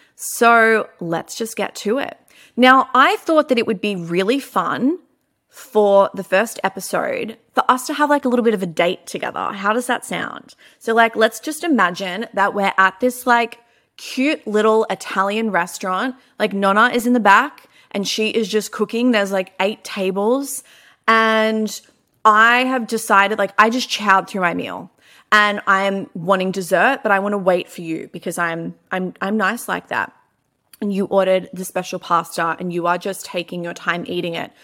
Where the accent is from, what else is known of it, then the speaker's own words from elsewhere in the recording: Melbourne, Victoria, Australia; I am from Melbourne.